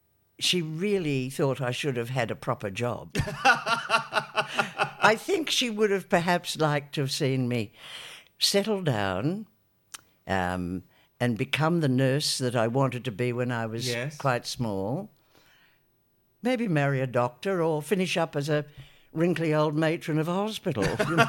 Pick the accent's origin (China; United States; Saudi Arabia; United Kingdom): United Kingdom; Newcastle, North East England; Oh, but you'd be surprised at the talent that's come from Newcastle.